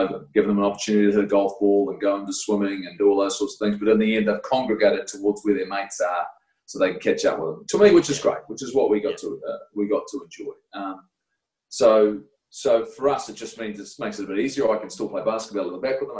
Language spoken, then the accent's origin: English; Invercargill, Southland, New Zealand; I was from Invercargill